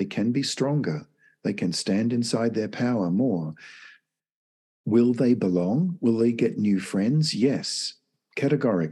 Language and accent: English; Australia; moved away as an adult; now in United States; I'm from Australia, and it's my birth country. I've lived in the US now for 25 years